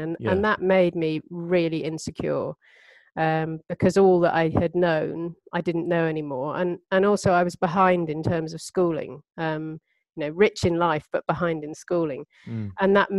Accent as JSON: {"language": "English", "country": "Cyprus", "tie": "born there", "also_born_or_lived": "India / Turkey", "said": "I was born in Cyprus. And then we moved to India, where my sister Emma Craigie was born. And then we moved on to Turkey after that."}